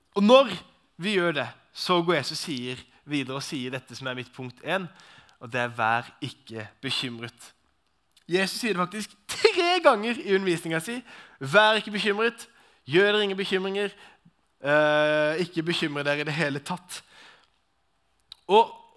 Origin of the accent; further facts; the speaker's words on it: Arendal, Agder, Norway; Personlig kommer jeg fra Arendal, så det er jo litt sånn uh, Arendal-gubben